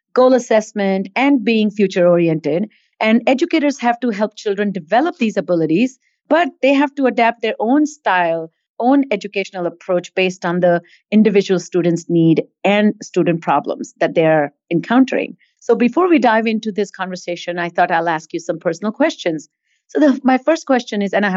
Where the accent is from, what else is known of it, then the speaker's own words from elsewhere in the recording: Mumbai, Maharashtra, India; also born or lived in Boston; now in Atlanta, United States; I grew up in India